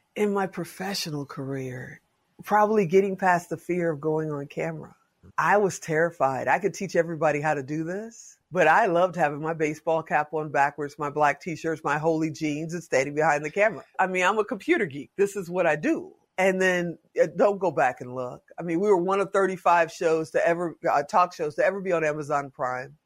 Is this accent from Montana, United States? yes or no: no; Chicago, Illinois, United States; now in Las Vegas, United States; I'm from Chicago